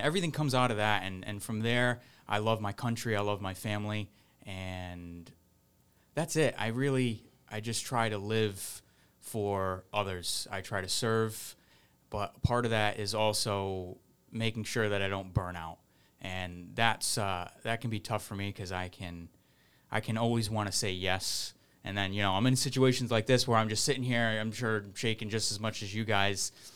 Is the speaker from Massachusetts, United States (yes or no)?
yes; Fall River, Massachusetts, United States; moved away; I'm from Fall River. I was born in Fall River and moved back there